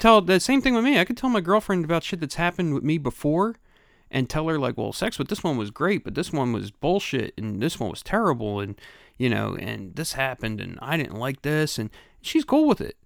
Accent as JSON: {"language": "English", "town": "Philadelphia", "region": "Pennsylvania", "country": "United States", "tie": "born or raised there", "also_born_or_lived": "Delaware County, Pennsylvania", "moved": "yes", "said": "I grew up in Grace Ferry, and that was, you know, that was where I grew up"}